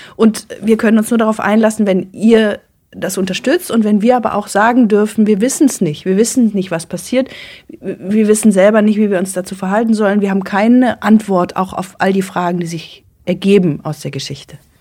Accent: Germany; als Deutsche und nicht vom Dorf

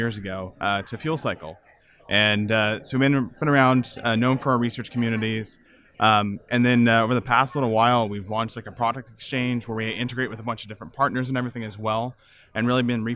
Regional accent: Visalia, California, United States; moved away as an adult; I grew up on a farm in Central California, and I left and didn't go back for 15 years

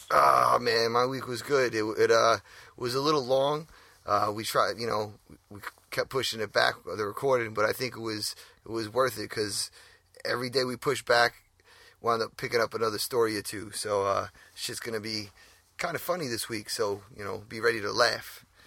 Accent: New York, United States; we're from New York.

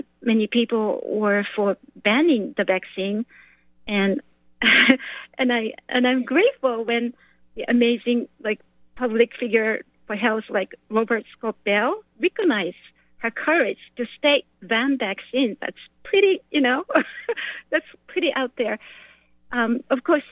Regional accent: Japan; now in United States; I'm not from here, I'm from Japan

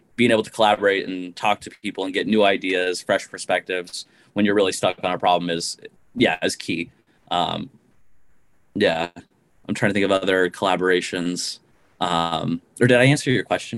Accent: Missoula, Montana, United States; moved away as an adult; also born or lived in Ohio; I grew up in Montana, um, in Missoula, Montana, and I went to my hometown university for my undergraduate

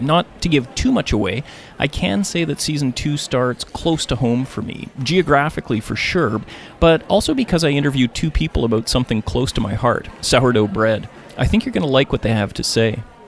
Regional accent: Thunder Bay, Ontario, Canada; moved away; my hometown of Thunder Bay

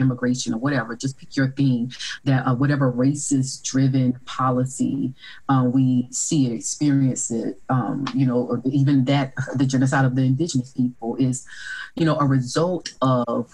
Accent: Orangeburg, South Carolina, United States; I came from a hometown where there was two historically Black colleges and universities. So there was a private one, Claflin University, and then a public one, South Carolina State University

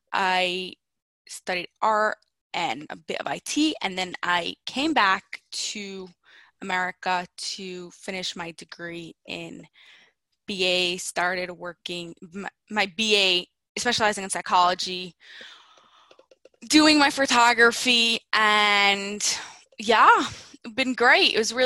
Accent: Lakewood, New Jersey, United States; I grew up in Central Jersey, Lakewood it's called. It's like right near Jersey Shore, right near the beach, such fun, really humid.

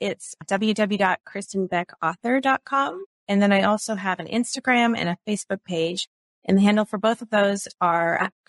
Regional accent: Pacific Northwest, United States; I grew up in the Pacific Northwest, so I grew up doing a lot of hiking and spent time in the mountains as a kid.

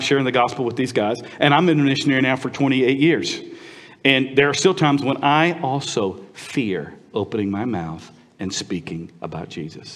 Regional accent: United States; moved away as an adult; also born or lived in Vietnam; as an American

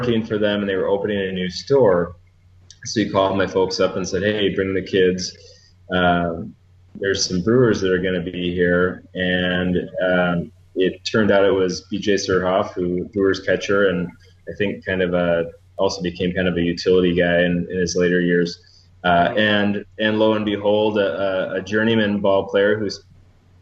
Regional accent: Burlington, Wisconsin, United States; growing up in Burlington

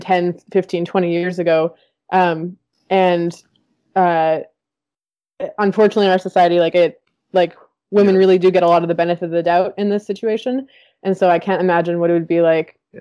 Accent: Winnipeg, Manitoba, Canada; the rowing club that I grew up with in in Winnipeg

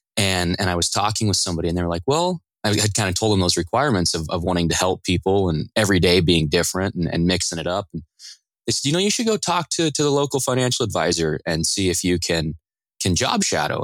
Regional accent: Riverton, Wyoming, United States; moved away as an adult; now in Michigan, United States; I grew up in a little town in the middle of Wyoming called Riverton, heart of the mountains and uh, the Rocky Mountains.

